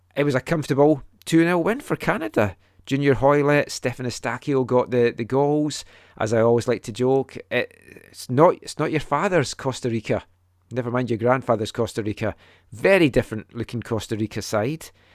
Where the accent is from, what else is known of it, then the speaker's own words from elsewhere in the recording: Scotland, United Kingdom; a Scottish fan that grew up watching us qualify from the seventy-four to the ninety-eight World Cups